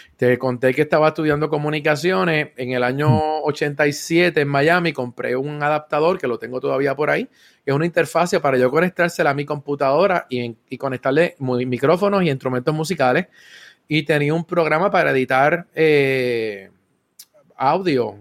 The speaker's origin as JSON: {"language": "Spanish", "town": "San Juan", "country": "Puerto Rico", "tie": "born or raised there", "also_born_or_lived": "Río Piedras / Carolina / Trujillo Alto", "said": "Y nací en, Río Piedras, o sea que yo soy del área metro y todo el tiempo me he criado en la zona de Cupey"}